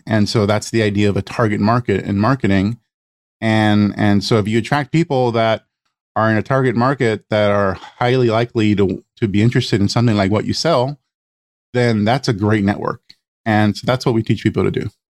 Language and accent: English; Los Angeles, California, United States; I, I grew up in East LA to an immigrant family, Mexican family